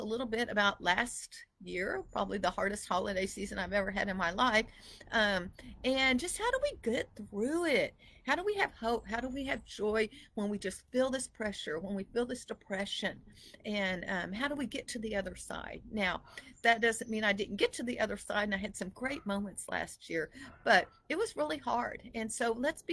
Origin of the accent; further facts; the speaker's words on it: Texas, United States; moved away; also born or lived in Idaho; here I was from Texas